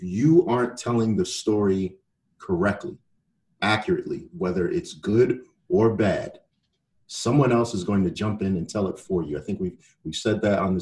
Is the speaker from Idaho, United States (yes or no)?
no; Croton-on-Hudson, New York, United States; I grew up on the Hudson River. I can remember days, mostly in the summer, where my grandfather would have me down at the Croton Yacht Club